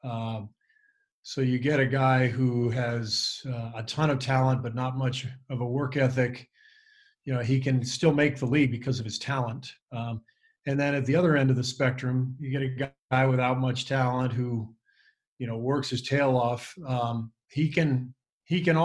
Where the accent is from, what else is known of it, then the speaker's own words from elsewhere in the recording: West Coast, United States; growing up on the West Coast